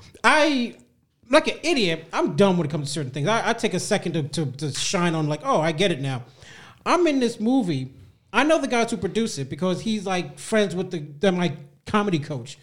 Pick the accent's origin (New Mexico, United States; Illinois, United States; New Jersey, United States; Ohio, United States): New Jersey, United States; I'm from Jersey.